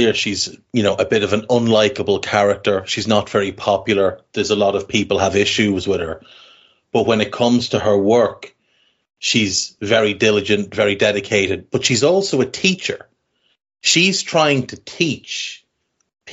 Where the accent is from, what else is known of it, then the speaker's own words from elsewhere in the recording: Ireland; we're Irish, so we've grown up in a country with traditions